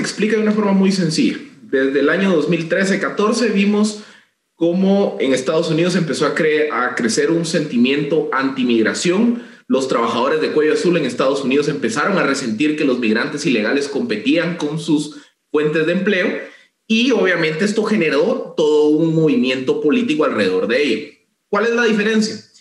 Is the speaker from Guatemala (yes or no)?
yes; Guatemala; como guatemaltecos